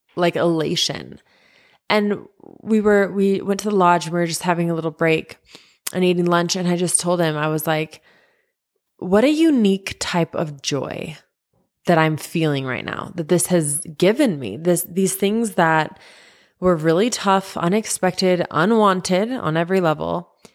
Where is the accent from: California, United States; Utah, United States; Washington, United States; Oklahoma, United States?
Utah, United States; I grew up in Utah